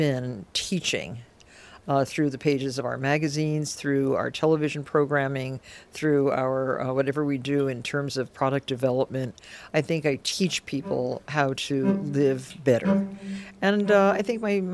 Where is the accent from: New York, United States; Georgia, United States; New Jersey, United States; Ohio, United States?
New Jersey, United States; Nutley; growing up in a totally different environment than I grew up in, a little town in Nutley, New Jersey